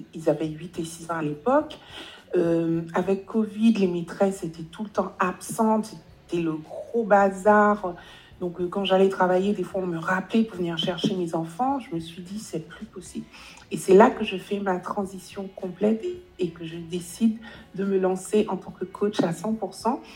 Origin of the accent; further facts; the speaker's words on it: Guadeloupe; moved away as an adult; now in Paris, France; j'ai grandi aux Antilles, je suis antillaise, j'ai grandi en Guadeloupe